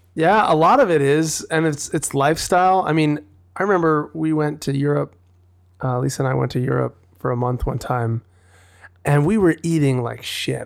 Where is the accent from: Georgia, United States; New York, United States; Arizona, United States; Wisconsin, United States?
Wisconsin, United States; now in Los Angeles, United States; growing up in Wisconsin, it was, like, you're not gonna walk to the market